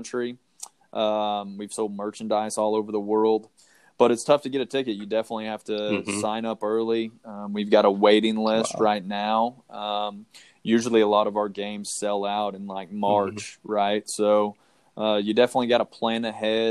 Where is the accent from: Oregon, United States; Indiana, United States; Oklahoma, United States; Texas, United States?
Oklahoma, United States; now in Arizona, United States; I'm originally from Oklahoma. I grew up on a ranch